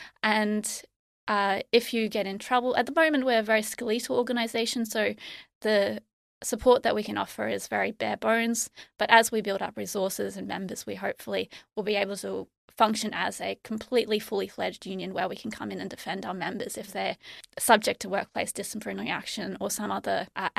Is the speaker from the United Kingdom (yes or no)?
no; Byron Bay, New South Wales, Australia; So I grew up in what is, you know, the hippie world of Australia. Mm-hmm. I grew up near Nimbin, mm-hmm. In Byron Bay, in that sort of northern New South Wales area. I went to a neo-humanist school.